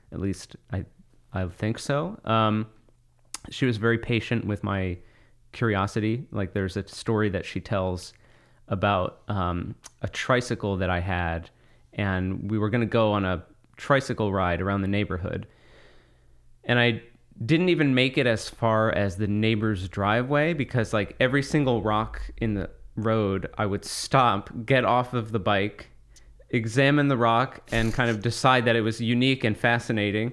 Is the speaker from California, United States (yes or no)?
no; Monmouth County, New Jersey, United States; I grew up in Monmouth County, New Jersey